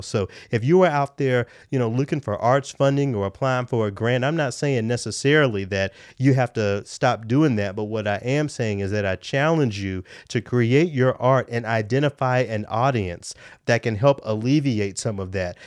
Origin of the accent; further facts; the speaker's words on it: Memphis, Tennessee, United States; now in Minneapolis, United States; my hometown of Memphis